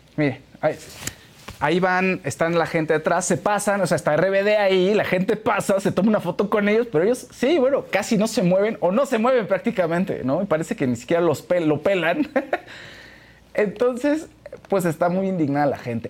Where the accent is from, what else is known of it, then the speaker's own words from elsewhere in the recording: Mexico; en nuestro país